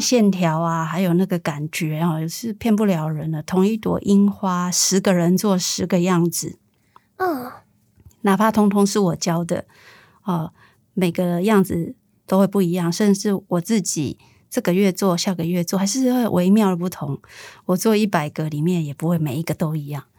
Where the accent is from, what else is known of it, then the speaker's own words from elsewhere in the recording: Taiwan; 我一开始说我是台湾来的